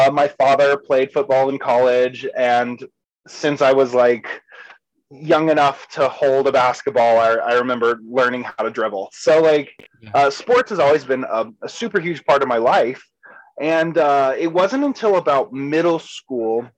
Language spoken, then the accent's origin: English; Savannah, Georgia, United States; also born or lived in Kentucky; I technically grew up in Georgia. I was born in Kentucky, but pretty early on moved to Georgia and kind of had my formative years there in Savannah